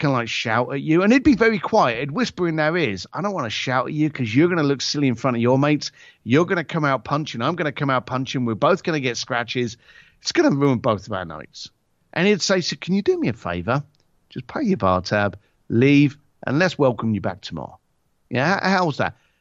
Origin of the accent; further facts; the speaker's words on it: Ireland; also born or lived in Britain; as an Irish lad